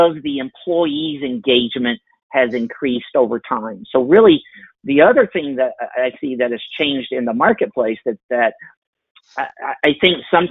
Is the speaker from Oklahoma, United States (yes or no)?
yes; Oklahoma, United States; I'm from Oklahoma, and we're based here in Oklahoma City